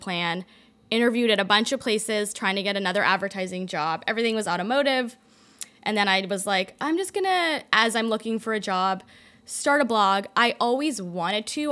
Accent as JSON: {"language": "English", "town": "Toronto", "region": "Ontario", "country": "Canada", "tie": "born or raised there", "also_born_or_lived": "London, Ontario", "moved": "yes", "said": "I was born in Toronto, went to college in London, Ontario"}